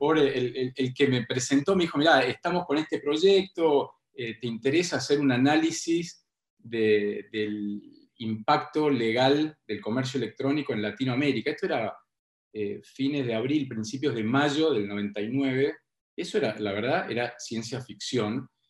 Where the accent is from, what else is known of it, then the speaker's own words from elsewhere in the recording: Tucumán, Argentina; moved away as an adult; now in Buenos Aires, Argentina; cuando yo me fui de Tucumán